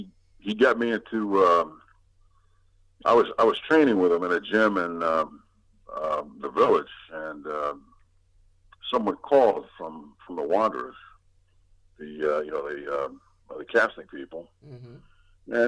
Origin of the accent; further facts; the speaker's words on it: Brooklyn, New York, United States; Well, we're from East New York in Brooklyn, Sunnyside Avenue and Miller.